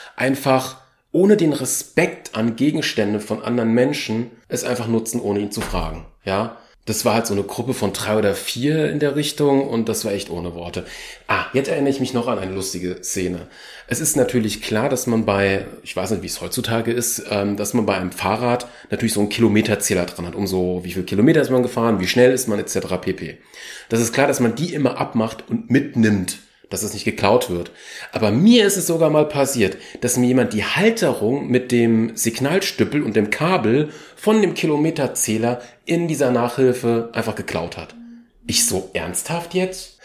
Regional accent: Germany; ich bin Deutscher, also wenn man es genau nimmt, ich bin Achtel Tscheche, aber hauptsächlich ist meine Familienader eher deutsch geprägt.

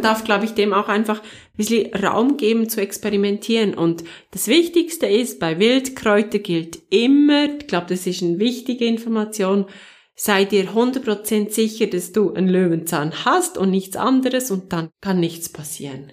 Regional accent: Switzerland; ich bin Schweizerin

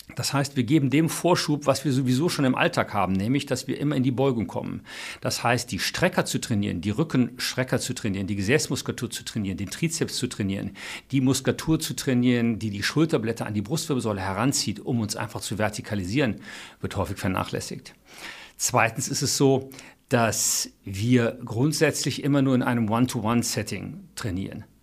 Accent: Cologne, North Rhine-Westphalia, Germany; Ich als Kölner

